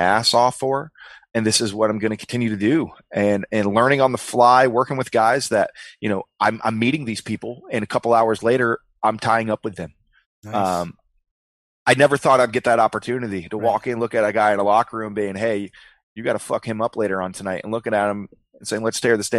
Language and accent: English; Memphis, Tennessee, United States; moved away; back in my hometown of Memphis